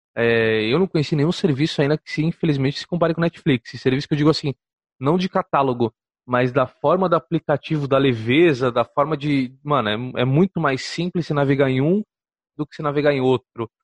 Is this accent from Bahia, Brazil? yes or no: no; Santos, São Paulo, Brazil; Eu sou de Santos